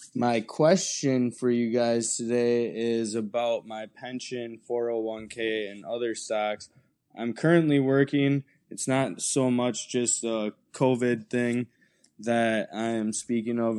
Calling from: Wisconsin, United States; I'm calling from Wisconsin

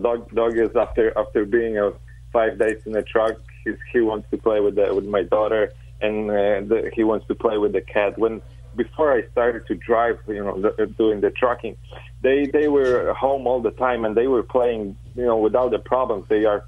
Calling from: Chicago, Illinois, United States; Chicago, Illinois.

